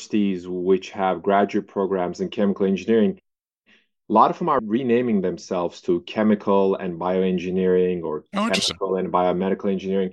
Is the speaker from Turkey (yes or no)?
yes; Turkey; moved away as an adult; also born or lived in Santa Barbara, California, United States; I was born and raised in Turkey